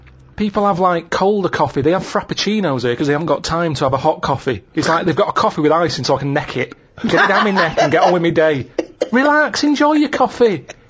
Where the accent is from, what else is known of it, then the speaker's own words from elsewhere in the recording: England, United Kingdom; But to me, being English isn't anything that great.